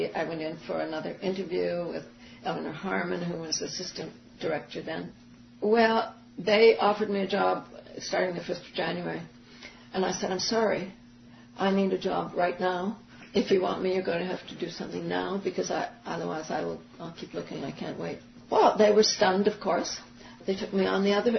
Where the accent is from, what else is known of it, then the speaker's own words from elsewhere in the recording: New York, United States; They just saw me, and I was somebody who understood production, and I was from New York, and I talked a good talk.